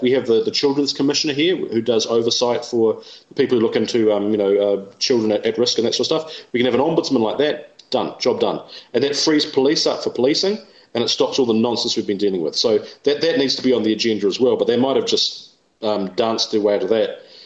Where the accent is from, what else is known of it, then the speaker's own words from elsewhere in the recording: England, United Kingdom; now in New Zealand; I'm English myself